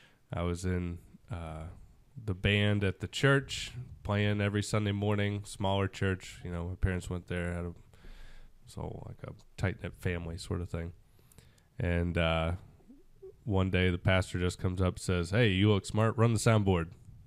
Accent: Georgia, United States; also born or lived in Sarasota, Florida; I was basically born and raised in Georgia with a short hiatus in Florida, specifically Sarasota, just south of Tampa.

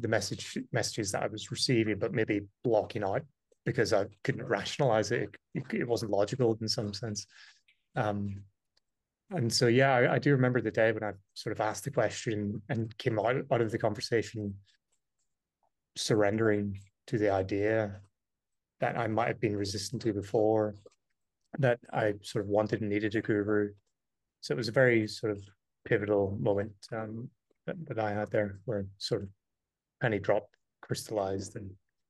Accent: Ireland; also born or lived in United Kingdom; growing up in Ireland, I'd never heard mention of the word guru.

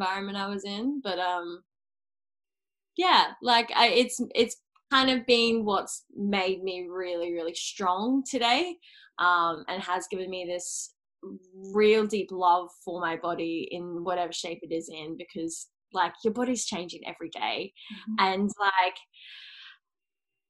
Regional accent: Cairns, Queensland, Australia; moved away as an adult; now in Sunshine Coast, Australia; I am originally from Cairns, but I now live on the Sunshine Coast.

